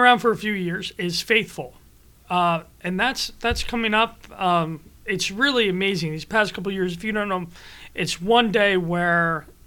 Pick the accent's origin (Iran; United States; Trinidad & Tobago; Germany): United States; Cherry Hill, New Jersey; I grew up in Cherry Hill, suburban kid